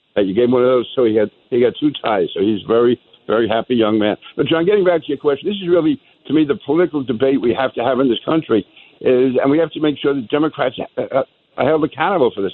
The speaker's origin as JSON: {"language": "English", "town": "New York City", "region": "New York", "country": "United States", "tie": "born or raised there", "also_born_or_lived": "Manhattan / Brooklyn", "said": "I am a New Yorker through and through. I was uh, born in Manhattan, raised in Queens"}